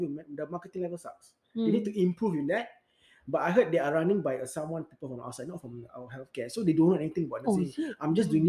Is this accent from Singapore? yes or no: yes; Singapore; as a Singaporean, I serve army also.